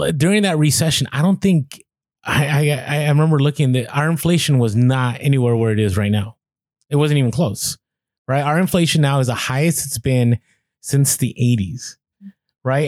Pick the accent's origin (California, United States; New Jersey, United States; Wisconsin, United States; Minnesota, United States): California, United States; San Francisco; moved away; I grew up ride in Muni, which Muni is the bus uh the bus company out there